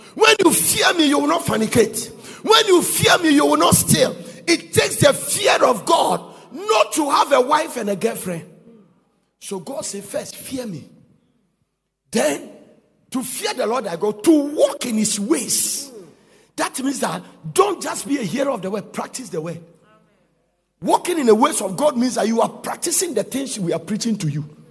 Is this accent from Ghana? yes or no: yes; Ghana; we are Ghanaian